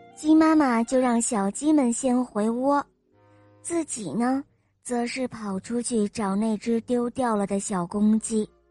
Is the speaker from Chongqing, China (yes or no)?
no; Wuhan, Hubei, China; 我来自湖北武汉